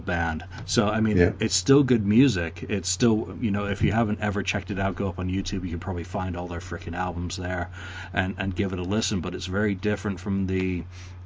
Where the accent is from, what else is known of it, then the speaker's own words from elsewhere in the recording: England, United Kingdom; as an Englishman